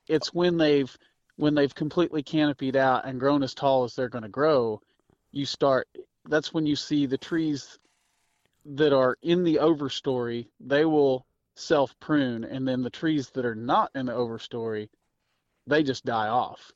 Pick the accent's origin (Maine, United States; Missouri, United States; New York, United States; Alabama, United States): Missouri, United States; I'm from Missouri